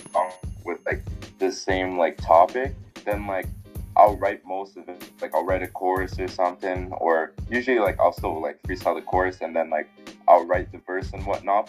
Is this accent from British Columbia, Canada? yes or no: no; Winnipeg, Manitoba, Canada; I was born here in Winnipeg, Manitoba